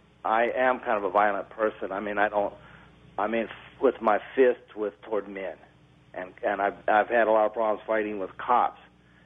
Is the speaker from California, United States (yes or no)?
yes; Bay Area, California, United States; also born or lived in Hayward, California / San Leandro, California; I'm originally from the Bay Area.